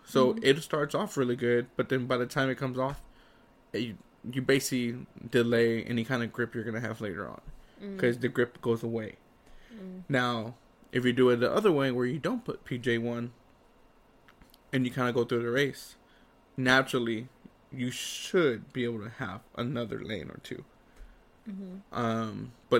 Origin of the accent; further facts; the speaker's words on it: Texas, United States; I'm from Texas.